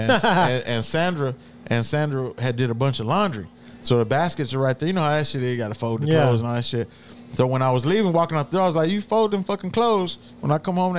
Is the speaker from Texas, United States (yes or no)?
yes; Houston, Texas, United States; Some of my best summers were growing up in Denver Harbor